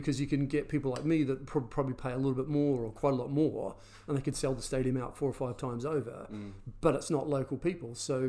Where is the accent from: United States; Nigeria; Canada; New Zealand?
New Zealand; now in England; as a Kiwi